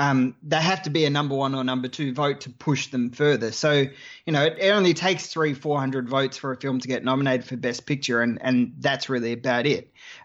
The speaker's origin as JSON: {"language": "English", "country": "Australia", "accent": "Australian", "said": "I'm Australian."}